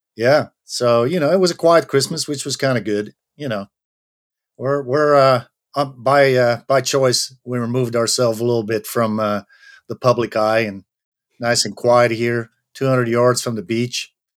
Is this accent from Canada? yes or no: no; Belgium; moved away as an adult; my home country, which is Belgium.